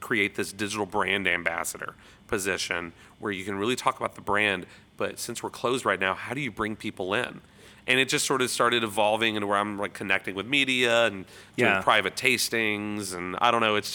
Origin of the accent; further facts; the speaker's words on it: Louisville, Kentucky, United States; I'm from Louisville